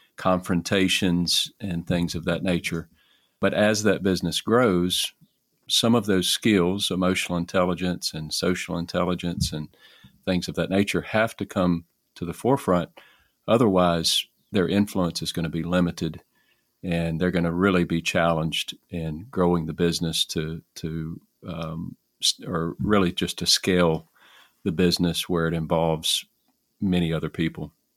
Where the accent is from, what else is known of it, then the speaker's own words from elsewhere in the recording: Alexandria, Louisiana, United States; I am from Alexandria, Louisiana, in the United States